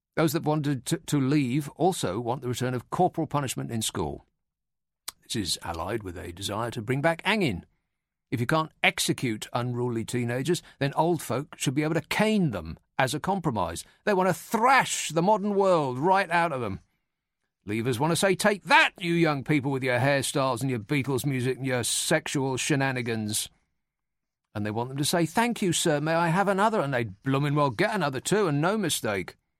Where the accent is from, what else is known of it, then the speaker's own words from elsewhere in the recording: United Kingdom; we're British